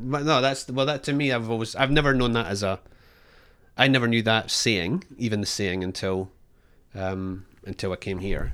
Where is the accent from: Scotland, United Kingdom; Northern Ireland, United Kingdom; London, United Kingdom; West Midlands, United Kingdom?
Scotland, United Kingdom; now in Australia; I'm Scottish